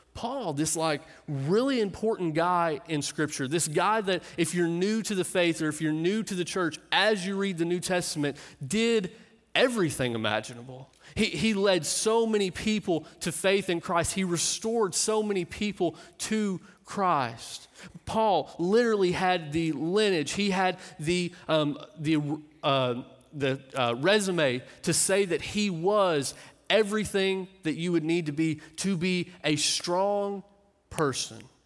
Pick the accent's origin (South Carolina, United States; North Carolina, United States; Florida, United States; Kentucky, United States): Kentucky, United States; Clark County; moved away; I grew up in Kentucky